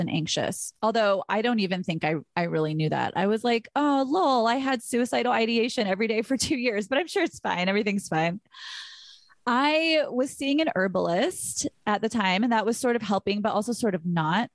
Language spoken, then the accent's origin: English; Burbank, California, United States; I was from Burbank, where literally nothing ever happens